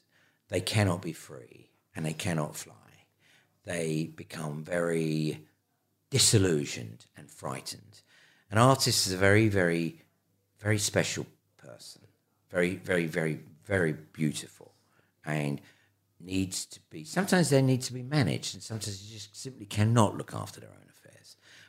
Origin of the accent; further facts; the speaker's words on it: Ireland; you know, I'm Irish and I love Ireland. Ireland is a beautiful, beautiful country.